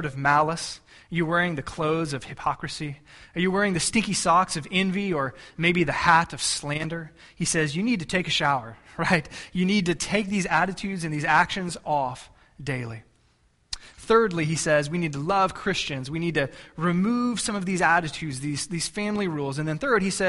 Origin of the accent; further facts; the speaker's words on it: Texas, United States; moved away; I'm from Texas